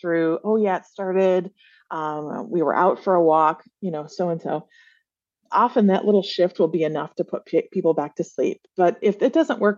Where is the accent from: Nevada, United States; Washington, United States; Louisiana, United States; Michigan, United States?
Michigan, United States; Flint; I grew up in Flint, Michigan in the 80s